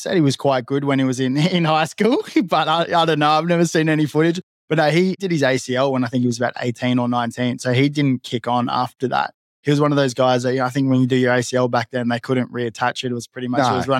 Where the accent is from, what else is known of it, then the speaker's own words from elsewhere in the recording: Gold Coast, Queensland, Australia; moved away as an adult; now in Sydney, Australia; I've been in Sydney for the last probably 2 or 3 years now. But man, I love the coast. Like I grew up on the Gold Coast